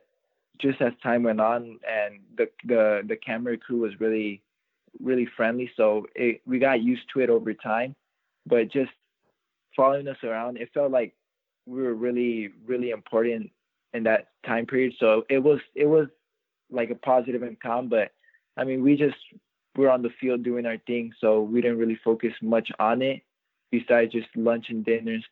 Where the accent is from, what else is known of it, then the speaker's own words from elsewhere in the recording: Orange County, California, United States; playing in my hometown, it feels really good just having all these family members around